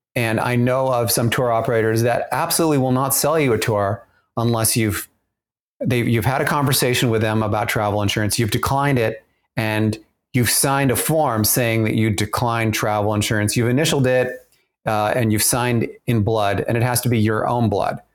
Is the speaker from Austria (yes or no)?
yes; Austria; moved away; I grew up in Austria